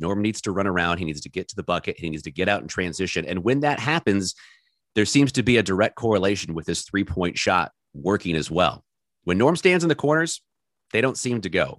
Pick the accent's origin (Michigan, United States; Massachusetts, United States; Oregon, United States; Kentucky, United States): Oregon, United States; also born or lived in Connecticut; I was born in Connecticut. We moved here when I was five. So as I always tell them, if I've lived, you know, eighty-five, ninety percent of my life in one place. That's where I'm from. So, yeah, I'm an Oregonian. I went to Clackamas High School